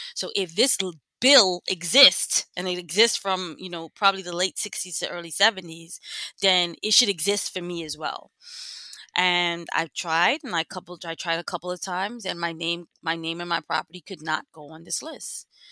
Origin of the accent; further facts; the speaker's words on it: New York City, New York, United States; lived, born and raised in East Flatbush